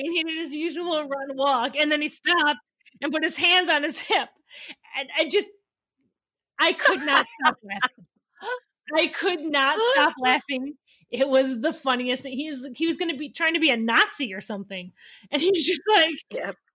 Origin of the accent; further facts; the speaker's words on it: Wisconsin, United States; I am from Wisconsin